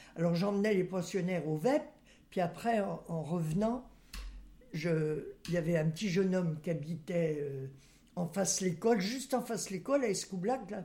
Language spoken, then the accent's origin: French; Saint-Nazaire, Pays de la Loire, France; also born or lived in Nantes; Je suis née à Saint-Nazaire, à la maternité